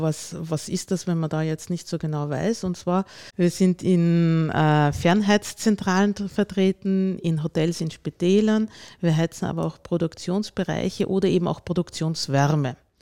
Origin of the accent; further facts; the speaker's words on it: Lower Austria, Austria; moved away as an adult; also born or lived in Vienna; now in Bischofshofen, Austria; Ursprünglich komme ich aus dem Ostösterreichischen, aus Niederösterreich, bin dort aufgewachsen